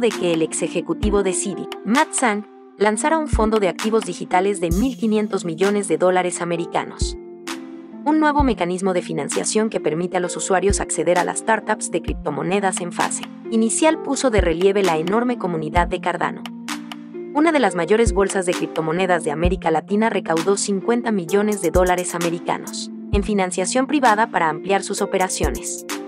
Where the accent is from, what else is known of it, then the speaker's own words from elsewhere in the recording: Mexico; Spanish is a second language; Yo no soy de Brasil, pero soy de México